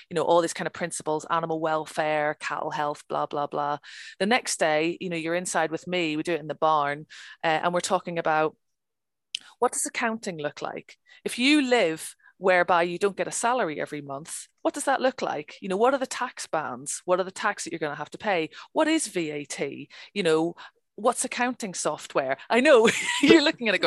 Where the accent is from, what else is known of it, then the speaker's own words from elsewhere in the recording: Ireland; Okay, I'm from Ireland. It's a national sport. It's what we do.